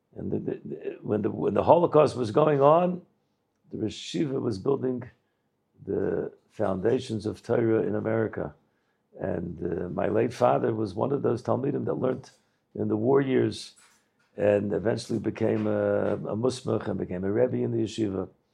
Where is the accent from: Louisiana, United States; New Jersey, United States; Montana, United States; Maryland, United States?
Maryland, United States; Baltimore; I didn't really grow up in Baltimore. I grew up in Slabotka. It was an American Slabotka